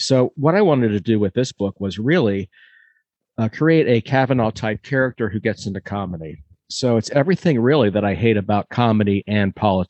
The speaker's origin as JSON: {"language": "English", "town": "Bethesda", "region": "Maryland", "country": "United States", "tie": "born or raised there", "also_born_or_lived": "Alexandria, Virginia / New Orleans / Washington, D.C.", "moved": "as an adult", "said": "Yeah, I was born in Alexandria. My father worked right across from Landmark. He was a dentist. And, you know, I spent the first few years in a lovely little development called Virginia Village, which was just a, you know, ugly set of buildings in Alexandria. And then we moved to the Bethesda area"}